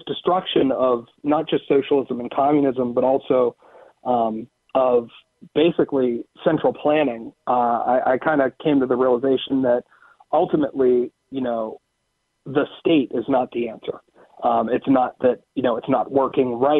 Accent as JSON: {"language": "English", "region": "Western Pennsylvania", "country": "United States", "tie": "born or raised there", "said": "I was a big sports guy growing up in Western Pennsylvania."}